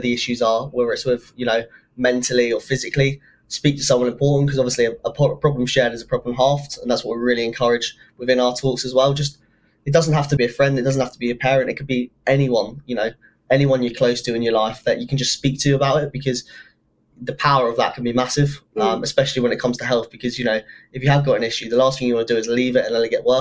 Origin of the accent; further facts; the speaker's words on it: England, United Kingdom; I'm English, but my dad's got Scottish in him as well.